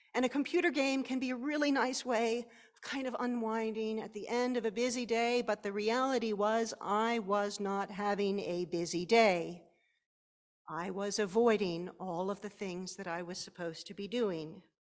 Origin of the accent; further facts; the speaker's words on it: Pennsylvania, United States; my home state of Pennsylvania